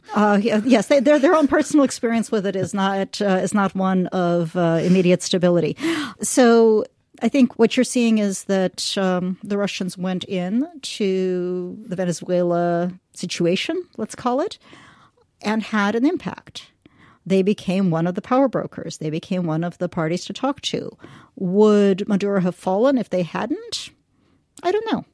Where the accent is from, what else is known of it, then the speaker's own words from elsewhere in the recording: United States; as an American